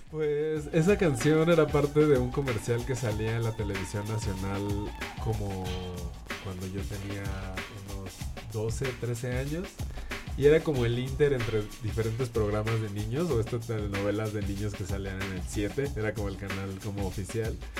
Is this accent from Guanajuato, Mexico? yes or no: no; Mexico City, Mexico; Soy de aquí de la Ciudad de México, nací aquí y vivo aquí la mayor parte de mi vida